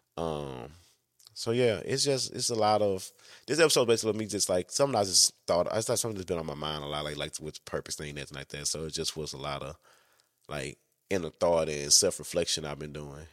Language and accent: English; Louisiana, United States; I'm from Louisiana